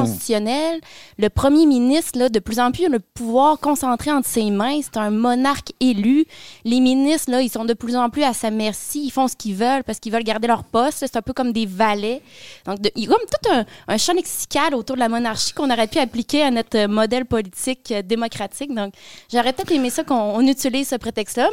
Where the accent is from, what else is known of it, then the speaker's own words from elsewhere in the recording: Quebec City, Quebec, Canada; moved away as an adult; also born or lived in Ottawa; now in Gatineau, Canada; je suis une jeune femme de la ville de Québec